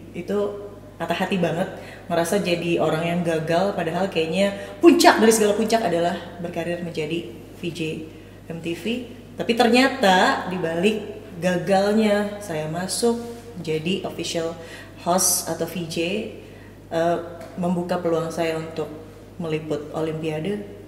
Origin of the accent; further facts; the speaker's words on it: Cimahi, West Java, Indonesia; moved away; ibu saya di Cimahi lagi-lagi di kota kelahiran saya